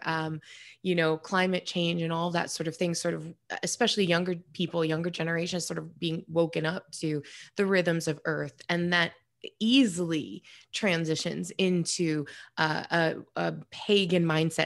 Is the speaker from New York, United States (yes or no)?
yes; New York, United States; moved away; I'm from New York originally